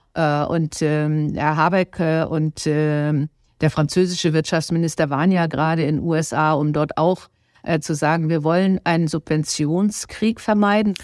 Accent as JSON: {"language": "German", "country": "Germany", "said": "wir als Deutsche"}